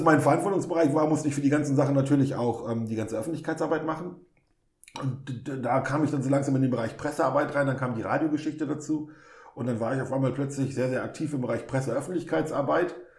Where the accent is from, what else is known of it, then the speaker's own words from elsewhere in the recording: Osnabrück, Lower Saxony, Germany; ich bin in Osnabrück geboren und aufgewachsen